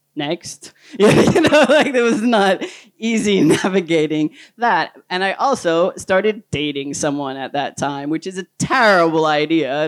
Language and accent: English; United States; moved away as an adult; also born or lived in Denmark / Sweden; I was an American citizen at the time